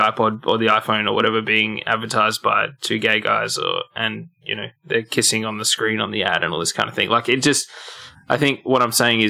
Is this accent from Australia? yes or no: yes; Australia